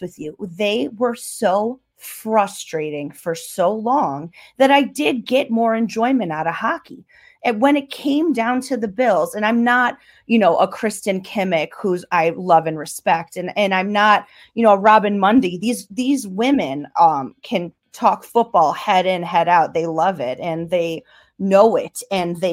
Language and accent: English; Buffalo, New York, United States; I'm born and raised in Buffalo. I am a Buffalo girl through and through